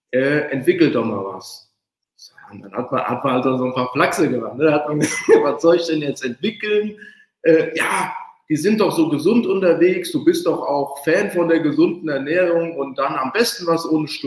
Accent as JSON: {"language": "German", "region": "Hesse", "country": "Germany", "tie": "born or raised there", "lives_now": "Cologne, Germany", "said": "Ja, also ich … bin 42, komme aus Köln, eigentlich gebürtiger Hesse, aber seit elf Jahren äh, in Köln"}